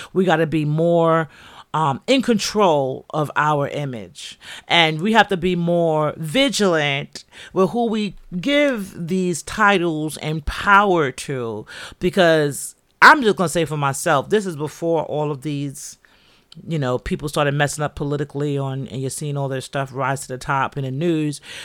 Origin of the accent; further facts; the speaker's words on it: New York City, New York, United States; also born or lived in Jamaica; I'm from the Bronx.